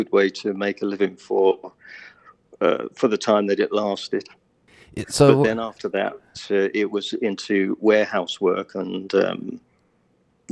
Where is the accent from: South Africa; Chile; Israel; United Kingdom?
United Kingdom; Hailsham, South East England; I'm currently living in Helsham, which is the south, well, sort of near Brighton on the south coast of England. And I was born about 2 miles down the road from where I'm living now.